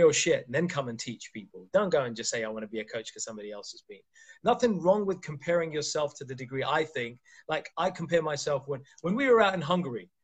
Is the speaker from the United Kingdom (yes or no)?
no; India; I'm Indian